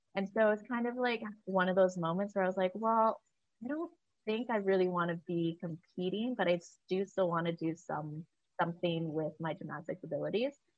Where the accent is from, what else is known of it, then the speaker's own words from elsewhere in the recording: Vancouver, British Columbia, Canada; moved away as an adult; also born or lived in Oregon; I grew up here in Vancouver, Canada.